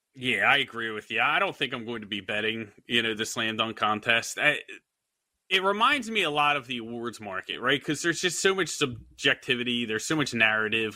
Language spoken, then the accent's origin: English; Philadelphia, Pennsylvania, United States; I'm from Philadelphia